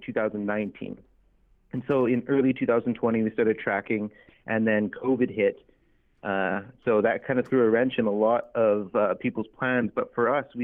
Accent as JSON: {"language": "English", "town": "Prince Albert", "region": "Saskatchewan", "country": "Canada", "tie": "born or raised there", "moved": "yes", "lives_now": "Edmonton, Canada", "said": "I'm a Métis individual from Treaty 6 territory. I was born in Prince Albert, Saskatchewan, and I now make my home in Edmonton, Alberta."}